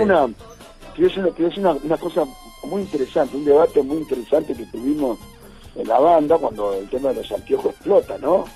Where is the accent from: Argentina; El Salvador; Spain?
Argentina; Villa Ramallo, Buenos Aires Province; born or raised there